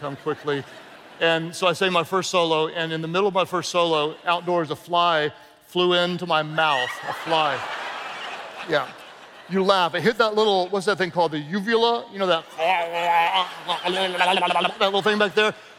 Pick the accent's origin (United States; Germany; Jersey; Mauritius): United States; the South; I'm from the South